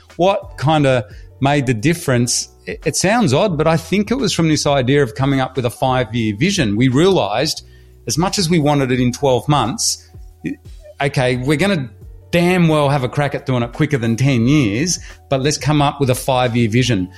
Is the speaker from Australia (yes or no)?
yes; Australia; also born or lived in Hull, England; I'm from Australia, but I was originally, as I was saying to you, my family's from Hull in England, and we immigrated to Australia with absolutely nothing